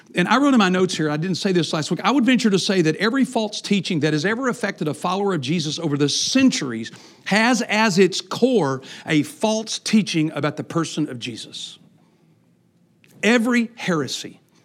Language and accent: English; Texas, United States; I grew up in Texas